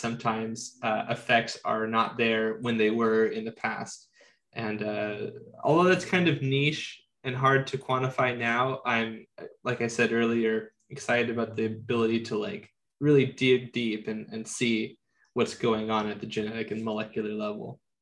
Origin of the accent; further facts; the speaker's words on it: San Diego, California, United States; I am born and raised in San Diego, so I live in the subtropical zone